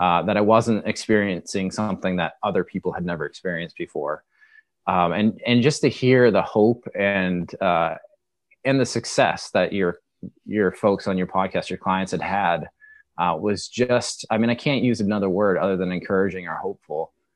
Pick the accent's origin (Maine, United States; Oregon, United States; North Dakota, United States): Maine, United States; I, I'm from the Northeast. I'm from Maine.